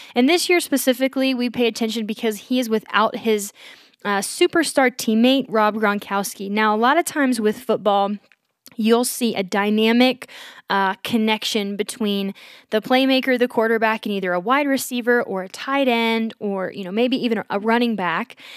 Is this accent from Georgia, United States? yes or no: yes; Georgia, United States; I, growing up in Georgia